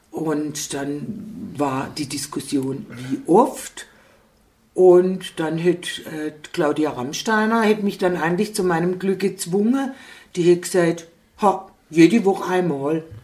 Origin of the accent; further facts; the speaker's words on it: Gutach, Baden-Württemberg, Germany; now in Hausach, Germany; Ich bin ja von Gutach nach Hausach gekommen